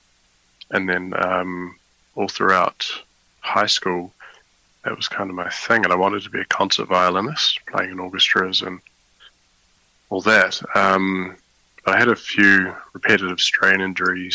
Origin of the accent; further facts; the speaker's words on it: New Zealand; moved away as an adult; now in The Hague, Netherlands; I was born in New Zealand